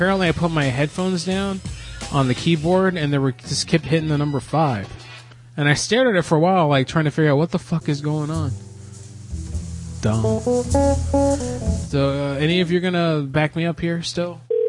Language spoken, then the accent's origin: English; Florida, United States; now in Pennsylvania, United States; I'm from Florida.